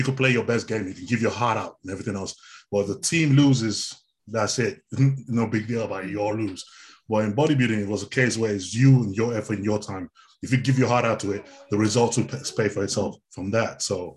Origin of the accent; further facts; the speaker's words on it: Nigeria; moved away; I come from originally from Nigeria